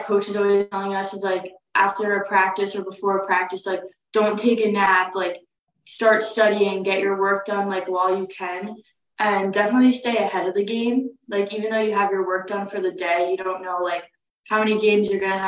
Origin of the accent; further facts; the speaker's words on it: Long Island, New York, United States; I'm from Long Island.